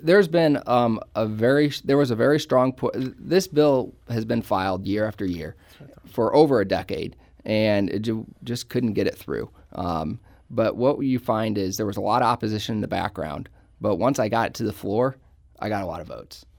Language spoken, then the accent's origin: English; Ballwin, Missouri, United States; I grew up in Baldwin, so I've lived in Saint Louis County virtually my entire life